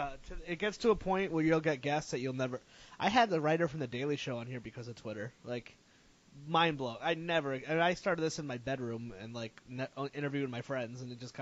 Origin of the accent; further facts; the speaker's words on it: Connecticut, United States; moved away as an adult; now in Rhode Island, United States; I grew up in Connecticut, so then, I was in, maybe 4 years ago, I moved here